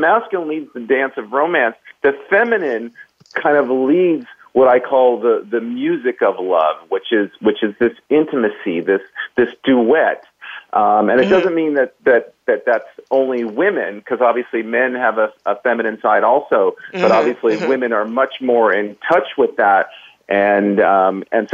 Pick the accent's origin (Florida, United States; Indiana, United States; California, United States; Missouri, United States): California, United States; Los Angeles; I am from California. I grew up in the L.A. area